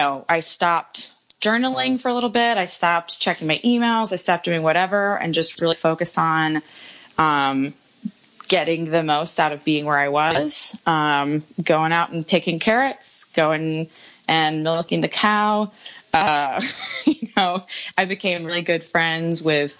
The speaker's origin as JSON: {"language": "English", "country": "United States", "also_born_or_lived": "Nashville", "said": "my home country"}